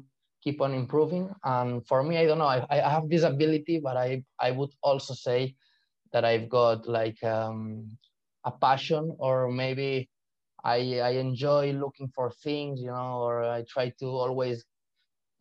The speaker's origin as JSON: {"language": "English", "town": "Barcelona", "region": "Catalonia", "country": "Spain", "tie": "born or raised there", "first_language": "Spanish, Catalan", "second_language": "English", "moved": "as an adult", "lives_now": "London, United Kingdom", "said": "I was born and raised in Barcelona, but my father is from Pamplona, up north in Spain"}